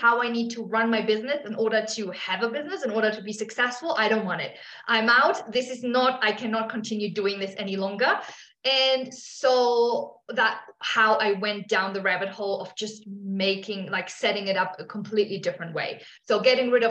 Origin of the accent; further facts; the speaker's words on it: Germany; moved away as an adult; also born or lived in Australia; now in South America; I'm from Germany originally.